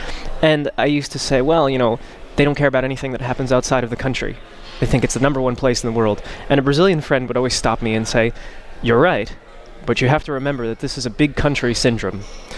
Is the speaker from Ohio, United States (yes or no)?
no; Newark, New Jersey, United States; moved away as an adult; now in Amsterdam, Netherlands; What makes me American is that I was born in Newark, New Jersey, and that I was raised in the United States. That part makes me American. But everything else about me is actually, besides international, is actually Portuguese. My parents immigrated to the United States before I was born